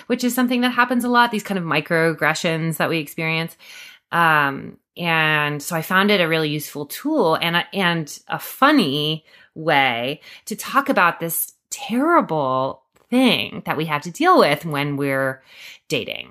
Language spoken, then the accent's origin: English; Durham, North Carolina, United States; moved away; also born or lived in New York City; moving back to Durham, which is my hometown